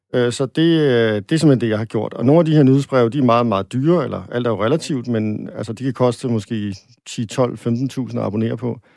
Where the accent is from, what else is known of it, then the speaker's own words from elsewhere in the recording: Denmark; som dansker